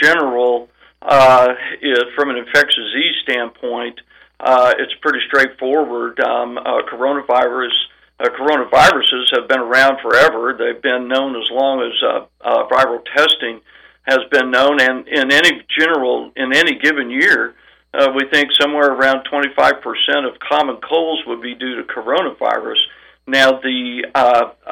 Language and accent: English; southwest Missouri, United States; moved away as an adult; also born or lived in Columbia, Missouri / Oklahoma / New Orleans, Louisiana / Rogers, Arkansas; now in Arkansas, United States; I'm from Missouri, grew up on a farm in southwest Missouri